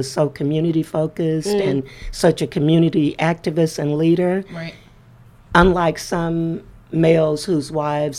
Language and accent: English; Jefferson, Texas, United States; I was born and raised in East Texas, mm-hmm. Jefferson, Texas